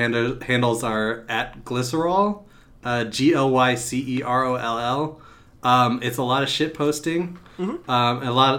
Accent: Arkansas, United States; I'm from Arkansas.

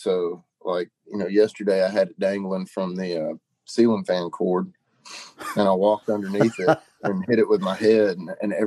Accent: Monticello, Arkansas, United States; moved away; I grew up Southeast Monticello, Arkansas

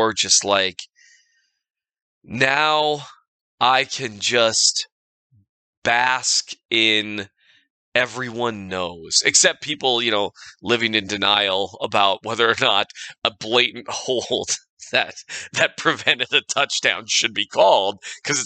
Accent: Minnesota, United States; I'm from Minnesota

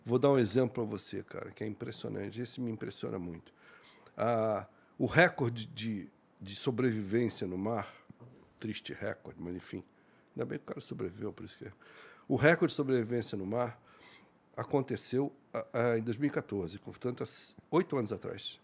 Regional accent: Santos, São Paulo, Brazil; also born or lived in Rio de Janeiro; Eu nasci no Rio, mas só nasci. Mas eu fui criado em Santos

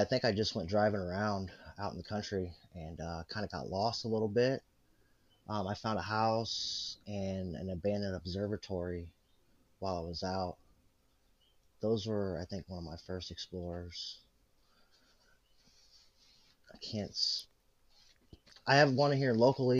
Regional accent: Illinois, United States; I'm from Illinois.

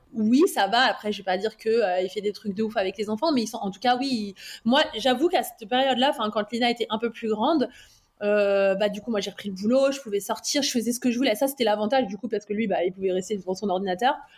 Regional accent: Val-d'Oise, Île-de-France, France; also born or lived in Neuilly-sur-Seine; on a grandi dans le, dans le Val d'Oise.

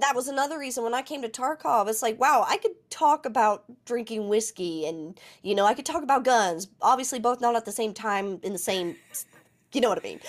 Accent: West Virginia, United States; I'm from West Virginia, so we're all a little rugged

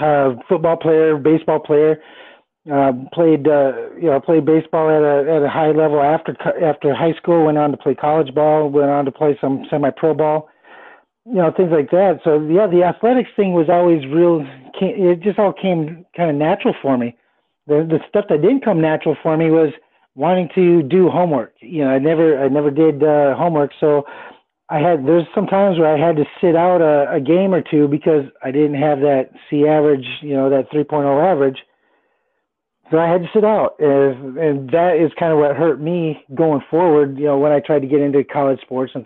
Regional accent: Fort Worth, Texas, United States; also born or lived in Willmar, Minnesota; I was born in Minnesota in a little town called Wilmer, Minnesota. Not real little, but small enough considering where I grew up in Texas, in Fort Worth and Dallas area.

